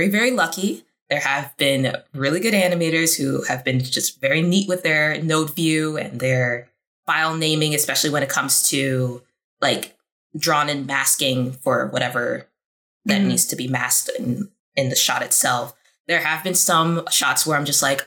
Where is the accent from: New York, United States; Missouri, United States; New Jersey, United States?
New York, United States; moved away as an adult; now in Burbank, United States; I'm coming from New York, born and raised